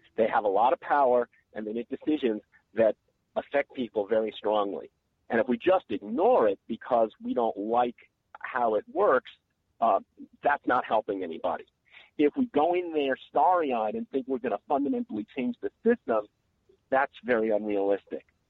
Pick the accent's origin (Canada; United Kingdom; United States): United States; New York; now in North Carolina, United States; I grew up in New York and I went to a segregated public school